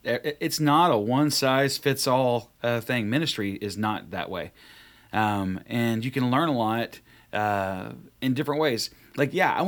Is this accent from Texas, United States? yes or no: yes; North Texas, United States; moved away; I was born and raised in North Texas